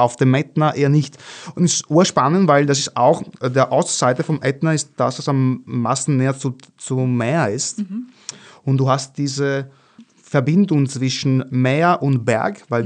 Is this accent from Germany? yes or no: no; Venice, Veneto, Italy; German is a second language; moved away as an adult; now in Vienna, Austria; ich bin, bin Venezianer, also ich komme aus Venedig